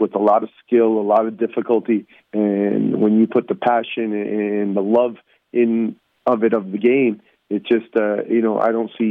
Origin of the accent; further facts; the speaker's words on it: Toronto, Ontario, Canada; moved away; I grew up in Toronto and represent Canada in the youth level